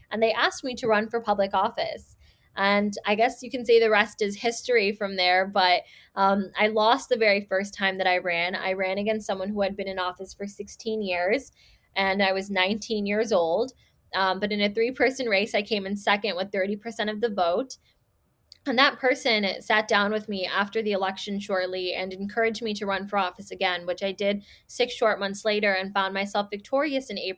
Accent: Chicago, Illinois, United States; also born or lived in Skokie, Illinois; I'm based out of Chicago. I was born and raised in Rogers Park and then moved to Skokie when I was nine years old.

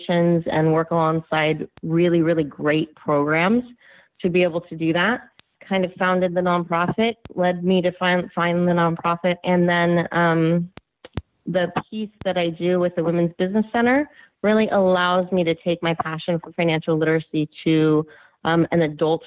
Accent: Northern California, United States; I'm from Northern California, where we live and raise our children

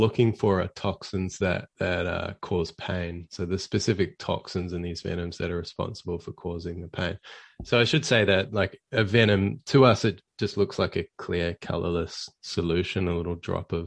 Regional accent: Auckland, New Zealand; moved away as an adult; now in Australia; I was working as sort of a research technician where I grew up in Auckland

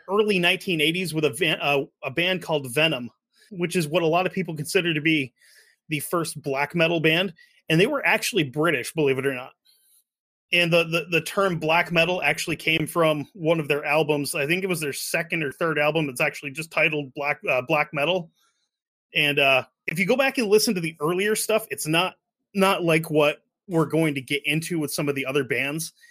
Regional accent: Sweden; English is a second language; being a Swede, I think being Swedish and being Canadian is kind of the same thing

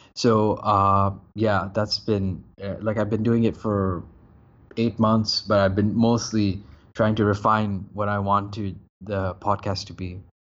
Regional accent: Bangladesh; moved away as an adult; now in Malaysia; I'm living in Malaysia, but I'm actually from Bangladesh, but I'm half Somali, half Bengali

